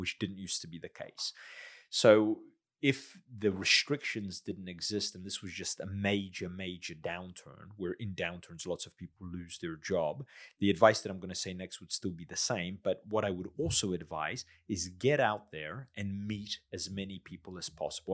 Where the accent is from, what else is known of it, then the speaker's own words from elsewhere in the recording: United States; moved away as an adult; also born or lived in South Australia; now in Adelaide, Australia; I'm a migrant from the States